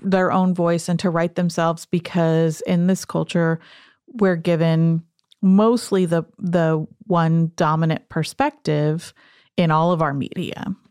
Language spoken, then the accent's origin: English; the Southwest, small town New Mexico, United States; I grew up in the Southwest